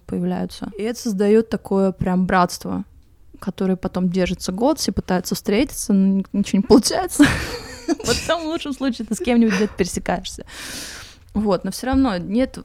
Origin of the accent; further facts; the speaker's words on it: Moscow, Russia; moved away as an adult; now in Crete, Greece; я, значит, родилась и выросла в Москве